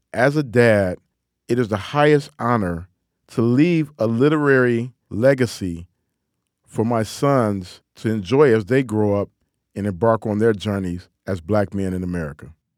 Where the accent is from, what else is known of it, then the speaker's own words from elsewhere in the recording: Detroit, Michigan, United States; accent: Detroit, Midwestern twang; my Detroit accent. You know, that old Midwestern twang that I have